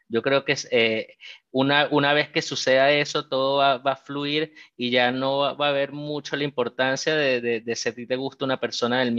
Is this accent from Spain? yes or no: no; Venezuela; porque como bien dijiste, yo soy venezolano, así que me siento como, como en casa ya que estamos entre, personas del mismo país acá